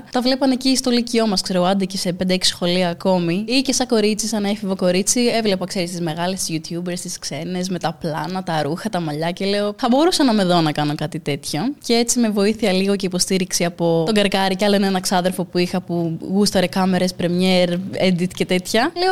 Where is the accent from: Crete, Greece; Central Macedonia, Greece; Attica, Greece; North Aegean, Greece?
Crete, Greece; Είμαι και από την Κρήτη.